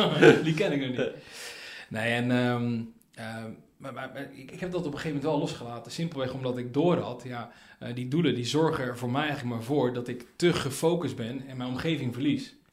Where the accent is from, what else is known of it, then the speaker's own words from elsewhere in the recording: Tanzania; born there; Van, van jongens af ik ben geboren in Tanzania.